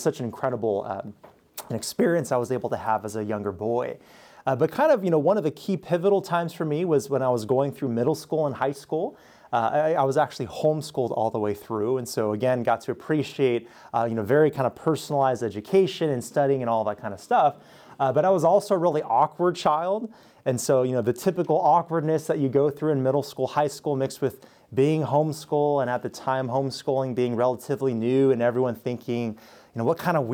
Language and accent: English; Southern California, United States; moved away as an adult; also born or lived in Pittsburgh, Pennsylvania; now in Missouri, United States; we're both from Southern California, born and raised